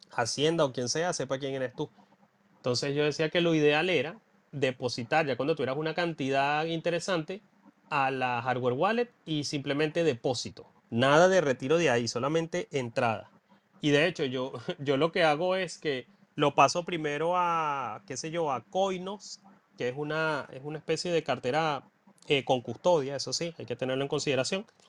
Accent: Venezuela; moved away; mi pueblito en Venezuela

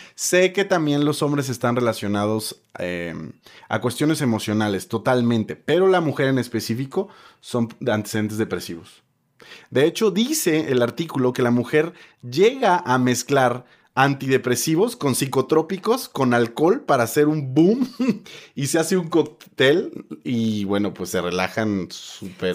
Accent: Mexico; como latinos y como mexicanos

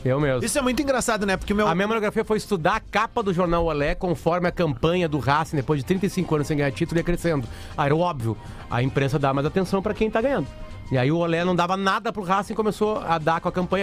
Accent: Alegrete, Rio Grande do Sul, Brazil; Me criei com ele lá no Alegrete

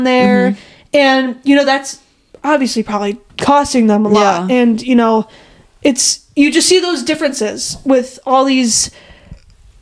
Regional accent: United States; as an American

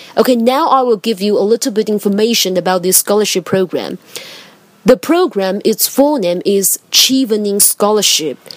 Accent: Taiwan; English is a second language; I come from Taiwan

